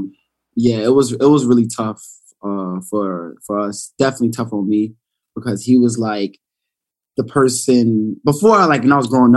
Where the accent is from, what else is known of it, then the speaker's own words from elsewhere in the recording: New York City, New York, United States; growing up in Brownsville.